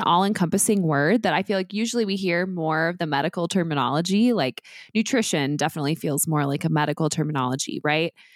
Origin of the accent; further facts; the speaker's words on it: Midwest, United States; also born or lived in Oklahoma; I was raised in the Midwest and I actually was born in Oklahoma